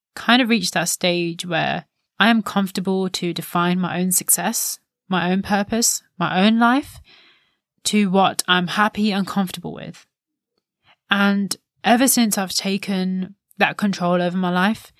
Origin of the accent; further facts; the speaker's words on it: India; As an Indian daughter, the eldest daughter of the house